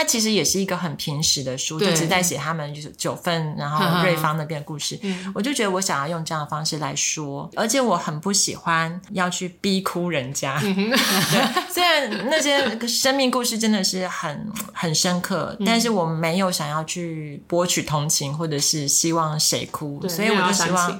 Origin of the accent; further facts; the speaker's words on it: Taiwan; 对，因为我从小是在眷村长大的，哦、所以我的台语真的很烂。